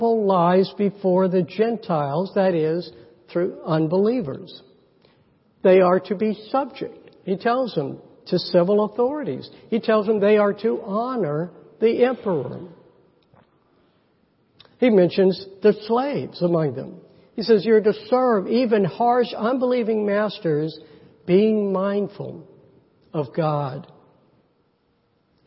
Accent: United States; American Christians

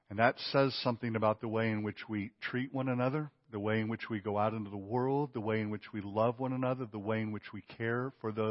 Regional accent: Mississippi, United States; now in Lake Oconee, United States; I came from the Mississippi Delta to Lake Oconee, Mississippi, or uh, Georgia, okay? The Mississippi Delta.

